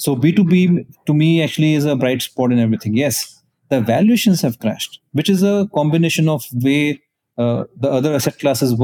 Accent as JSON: {"language": "English", "town": "Moga", "region": "Punjab", "country": "India", "said": "I am from Moga in Punjab"}